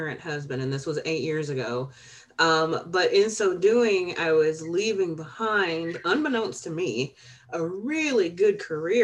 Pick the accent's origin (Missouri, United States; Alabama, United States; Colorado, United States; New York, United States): Alabama, United States; moved away; also born or lived in Chicago, Illinois / Peoria; I was born in Chicago, but I was raised in Alabama.